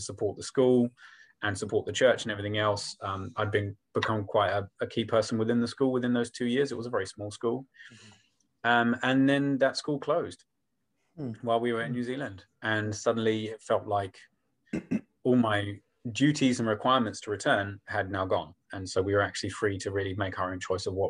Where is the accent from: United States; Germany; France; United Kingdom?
United Kingdom; Folkestone, South East England; moved away as an adult; I was born in England. I was raised in Kent, down in the southeast, and I lived there pretty much from age 5 to about age 28. And that was kind of my world, that church, that town, little town of Folkestone